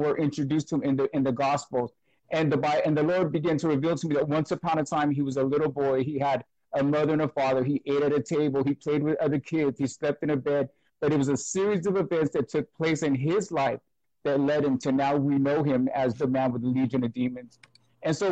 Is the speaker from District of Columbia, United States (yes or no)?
no; Brentwood, California, United States; I'm from Brentwood, California. It's about 40 minutes outside of San Francisco